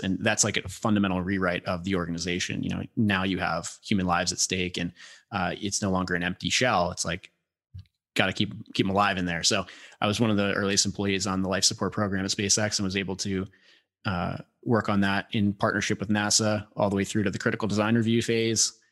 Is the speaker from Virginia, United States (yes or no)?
yes; Northern Virginia, United States; I grew up in Northern Virginia, uh, a little bit south of D C, had, uh, big property